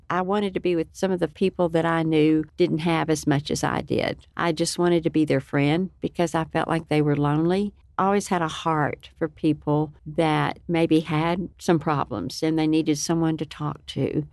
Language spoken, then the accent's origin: English; Lubbock, Texas, United States; I was born and raised in Lubbock, Texas, and it's been my home for many years